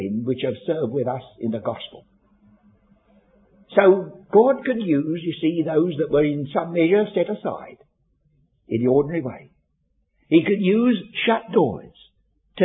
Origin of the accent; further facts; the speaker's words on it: London, United Kingdom; I was born and brought up in Bermondsey.